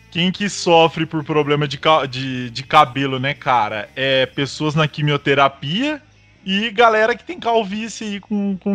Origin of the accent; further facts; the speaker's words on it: Piracicaba, São Paulo, Brazil; Sou de Piracicaba, São Paulo.